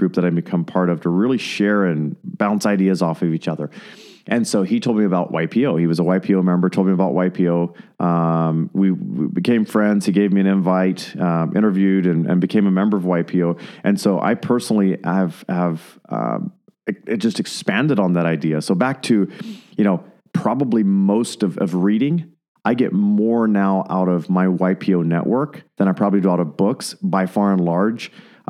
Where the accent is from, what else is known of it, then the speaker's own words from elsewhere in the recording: Fort Worth, Texas, United States; he said he's from Texas. He's from Midland. I'm from Fort Worth.